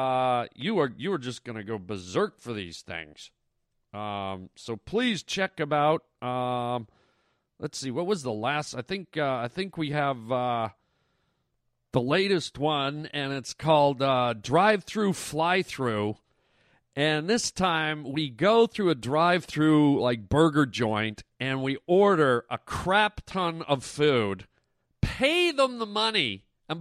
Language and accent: English; Canada; my hometown of Canada